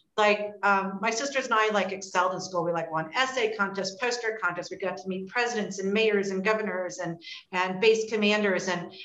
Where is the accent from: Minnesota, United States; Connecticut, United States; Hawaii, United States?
Hawaii, United States; moved away as an adult; now in Columbus, United States; So I grew up in Hawaii and then moved to Columbus, Ohio to attend the Ohio State University.